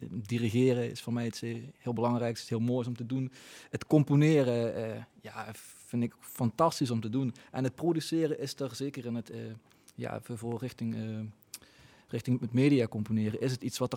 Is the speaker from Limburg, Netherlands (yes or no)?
yes; Tegelen, Limburg, Netherlands; also born or lived in Roermond; opgegroeid in Tegelen dus. Ja, ja, ja. ik ben, ben van Tegelen en uh, papa, mam, eh, de hele familie eh, komt bijna allemaal uit Tegelen.